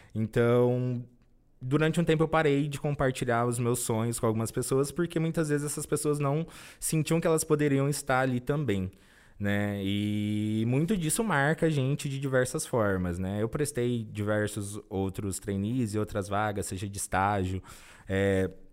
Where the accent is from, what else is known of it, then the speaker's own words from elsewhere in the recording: Cajobi, São Paulo, Brazil; also born or lived in Presidente Prudente; now in São Paulo, Brazil; Eu sou natural do interior do estado de São Paulo. Minha cidade chama Cajobi